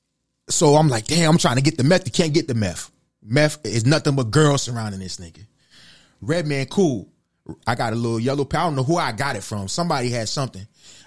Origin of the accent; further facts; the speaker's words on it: North Carolina, United States; also born or lived in Harlem, New York / Fayetteville, North Carolina; I'm from Harlem originally. I was a kid and I moved down to North Carolina.